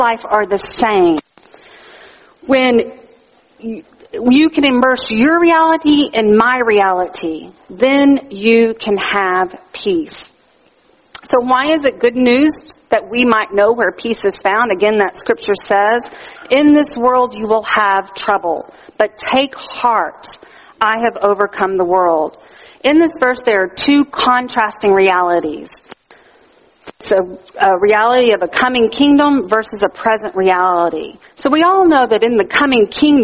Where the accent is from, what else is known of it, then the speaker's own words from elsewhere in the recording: Texas, United States; now in Canada; in the South where I grew up in Texas